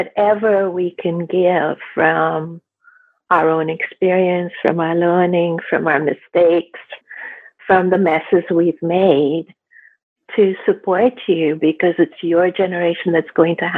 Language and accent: English; India; now in Canada; I grew up in India